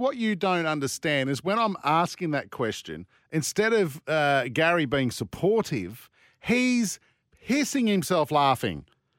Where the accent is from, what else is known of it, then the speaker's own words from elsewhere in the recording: Birrong, New South Wales, Australia; No, I'm not from Tassie. I'm from Birrong, mate. Birrong boys high.